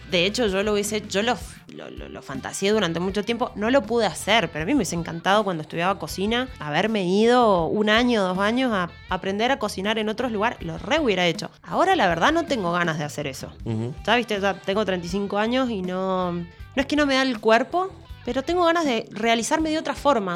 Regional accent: Argentina; yo quiero vivir en mi país y quiero estar acá

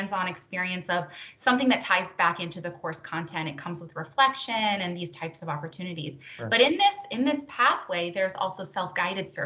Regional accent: Tampa, Florida, United States; moved away as an adult; now in Miami, United States; I grew up in the Tampa Bay area, and I moved to Miami just recently in this last

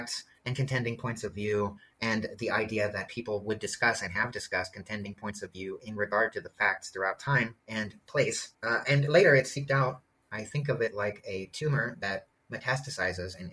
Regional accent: Portland, Oregon, United States; moved away; my hometown of Portland

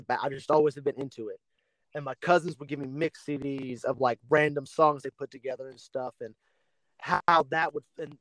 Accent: Lafayette, United States; my hometown and the area that we're from

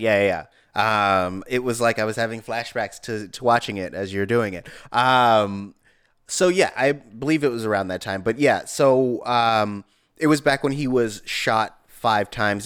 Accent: East Palo Alto, California, United States; in my neighborhood, I grew up in East Menlo Park

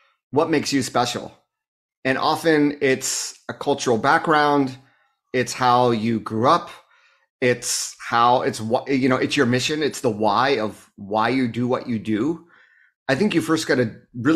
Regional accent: Southern California, United States; moved away as an adult; also born or lived in Japan / Taiwan / Beijing; I grew up in an area of Southern California where most of my friends were Asian American

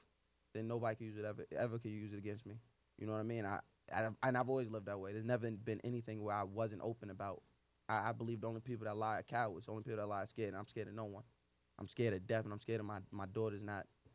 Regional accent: North Babylon, New York, United States; I'm from Long Island, North Babylon, Suffolk County

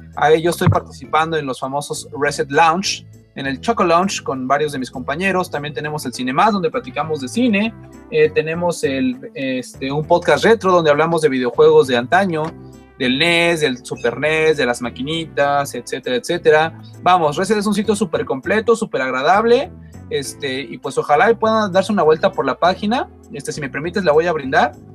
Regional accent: Mexico City, Mexico; De México, de aquí, del famoso estado del distrito del defectuoso, dirían por ahí, aquí en el DF.

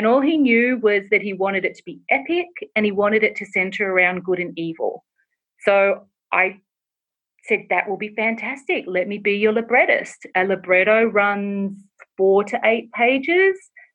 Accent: Australia; now in Los Angeles, United States; I'm originally from Australia, if people can't tell from my accent, and I live in Los Angeles

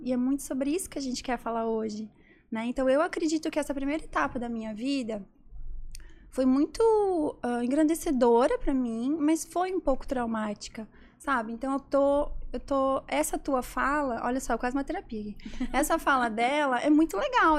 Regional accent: interior of Santa Catarina, Brazil; sou do interior de Santa Catarina

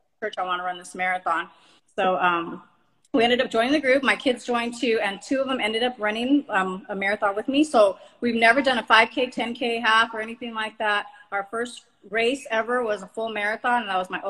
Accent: Los Angeles, California, United States; I was born in Los Angeles, and I live in Los Angeles right now

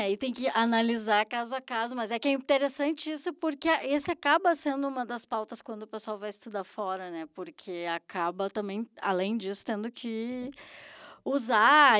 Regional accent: Brazil; moved away; como brasileiros

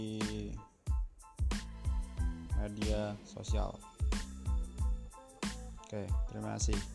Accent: Banjarnegara, Central Java, Indonesia; now in Surakarta, Indonesia; Saya dari Banjarnegara, orang Gunung yang merantau di Solo.

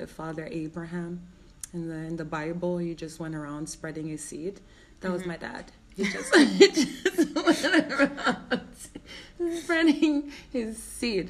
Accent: Jamaica; moved away as an adult; now in Iceland; when I was growing up, I grew up in the ghetto

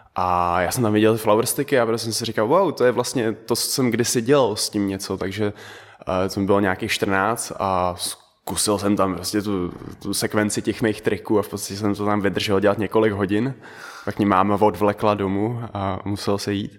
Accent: Czechia; first language Dutch and Czech; also born or lived in Netherlands; jsem se narodil v Holandsku, žil jsem tam 6 let, mm-hmm. pak jsem se přestěhoval sem, a takže umím holandsky a česky od základu

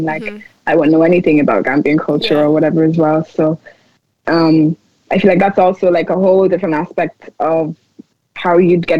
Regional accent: Nigeria; being like Nigerian and seeing stuff going on over there and stuff with like the government

